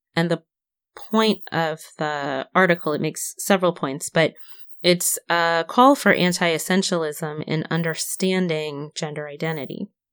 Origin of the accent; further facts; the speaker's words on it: Syracuse, New York, United States; born and raised in Syracuse, New York.